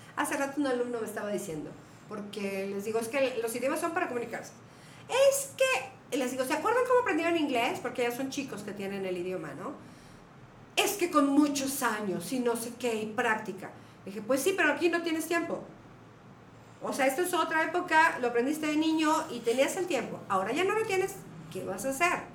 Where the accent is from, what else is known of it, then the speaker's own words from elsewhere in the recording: Mexico; moved away; soy mexicana